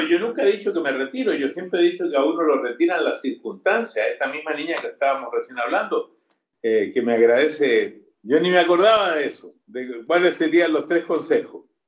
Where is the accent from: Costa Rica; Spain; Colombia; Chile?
Chile; moved away as an adult; now in Miami, United States; los que somos chilenos